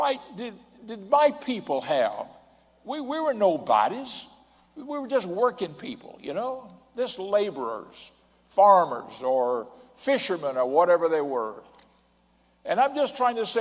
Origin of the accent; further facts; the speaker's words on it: Pensacola, Florida, United States; I was born in Pensacola, Florida